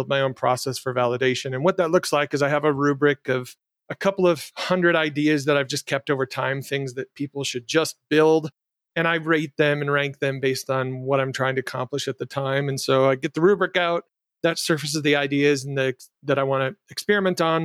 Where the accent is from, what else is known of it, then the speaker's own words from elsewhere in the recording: Jackson, Michigan, United States; my hometown in Jackson, Michigan